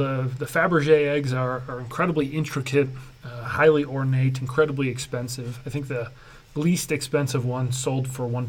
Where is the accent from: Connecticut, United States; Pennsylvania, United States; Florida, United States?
Connecticut, United States; I'm from Connecticut.